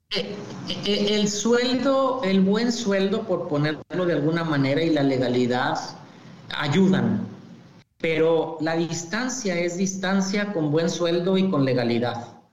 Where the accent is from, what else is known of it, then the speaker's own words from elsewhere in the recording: Torreón, Coahuila, Mexico; moved away as an adult; also born or lived in Ciudad Juárez / Tennessee / Michigan; yo soy originario del norte de México, de Torreón, Coahuila específicamente